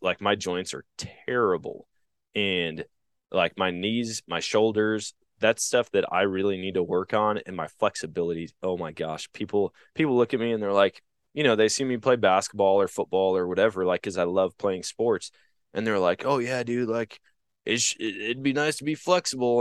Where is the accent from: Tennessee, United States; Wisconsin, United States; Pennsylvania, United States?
Wisconsin, United States; Eau Claire; at my hometown mall growing up, it was called the Oakwood Mall in Eau Claire, Wisconsin